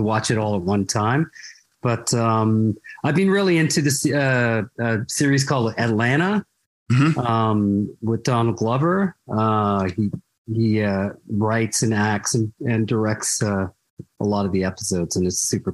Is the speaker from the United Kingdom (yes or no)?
no; Canada